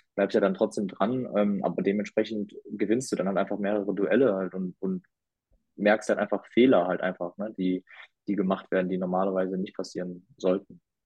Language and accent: German; Essen, North Rhine-Westphalia, Germany; moved away; ich bin in Essen groß geworden